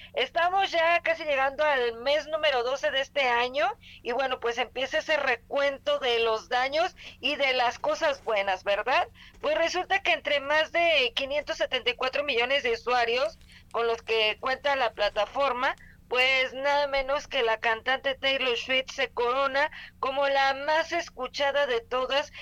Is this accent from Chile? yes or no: no; Mexico; como mexicanos